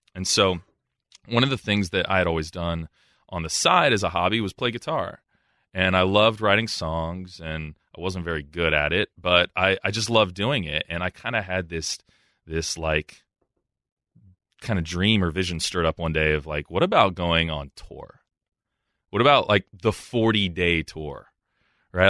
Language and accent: English; Columbus, Ohio, United States; moved away as an adult; my time in Columbus, um, I was happy there. It was my hometown